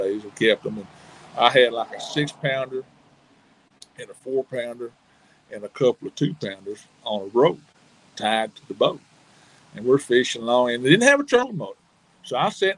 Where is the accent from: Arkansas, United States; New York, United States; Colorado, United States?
Arkansas, United States; Hot Springs; I grew up in Hot Springs, Arkansas.